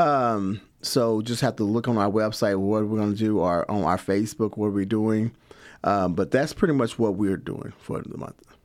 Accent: Lexington, Kentucky, United States; also born or lived in Louisville, Kentucky / Chicago, Illinois; I am from here, Lexington, Kentucky. I was born and raised here

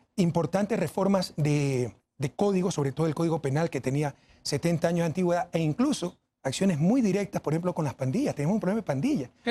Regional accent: Ecuador

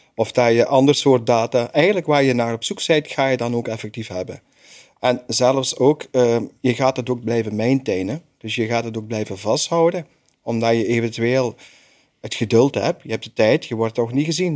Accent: Belgium; ik als Belg

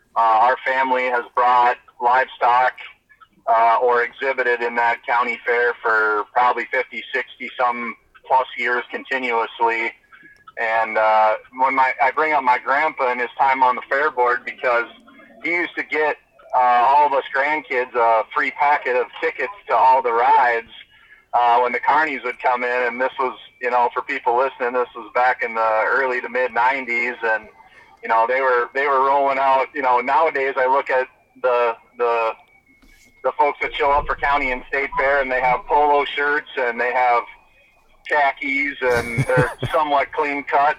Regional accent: Minnesota, United States; my my home state

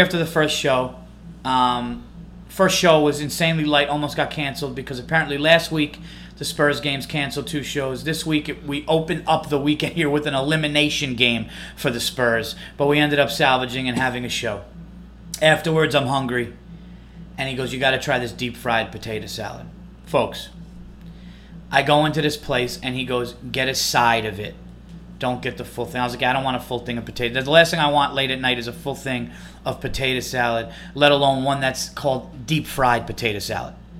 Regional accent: New York, United States; I'm from New York

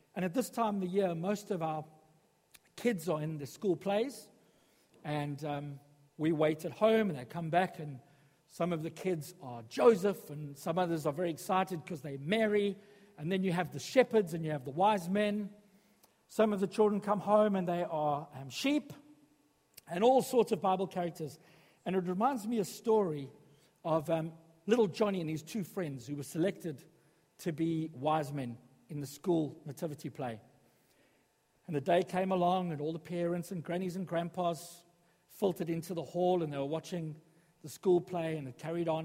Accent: South Africa; moved away as an adult; now in Sutton Coldfield, United Kingdom; When I was growing up in South Africa

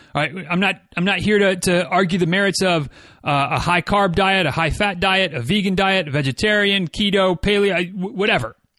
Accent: Midwest, United States; I'm from the Midwest

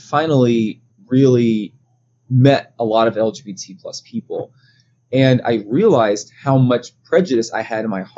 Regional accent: United States; growing up in the Black community in the States

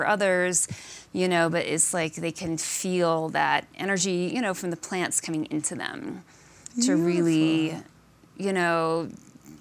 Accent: Alaska, United States; I grew up in Alaska

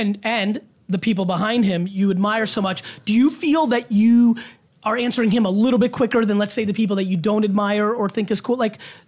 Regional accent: Edison, New Jersey, United States; That's where I grew up.

